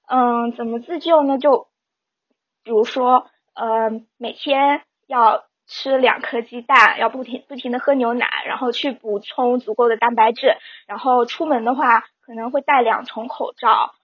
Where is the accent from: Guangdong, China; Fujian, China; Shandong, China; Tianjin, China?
Fujian, China; now in Canada; 我是福建人